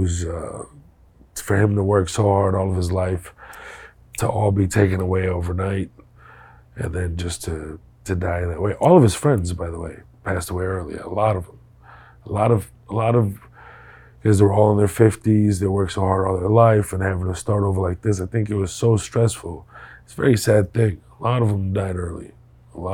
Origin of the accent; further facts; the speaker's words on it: Houston, Texas, United States; also born or lived in Kuwait; go to Houston and then have my teenage years there